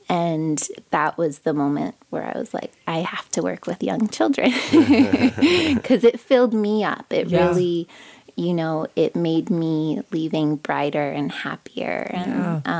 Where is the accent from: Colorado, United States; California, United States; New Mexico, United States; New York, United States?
New Mexico, United States; Santa Fe; I was born and raised here in Santa Fe, New Mexico